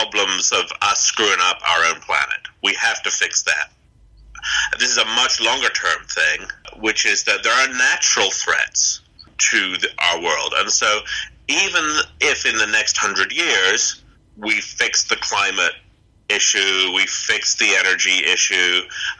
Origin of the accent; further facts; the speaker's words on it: England, United Kingdom; also born or lived in United States; We came over from England to America for a year to be at NASA